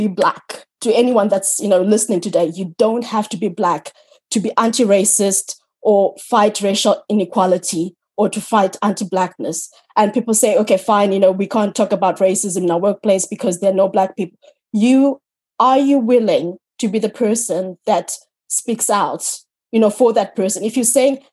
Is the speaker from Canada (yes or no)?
no; Zimbabwe; now in Ireland; Growing up in Africa, where being a single woman was so stigmatized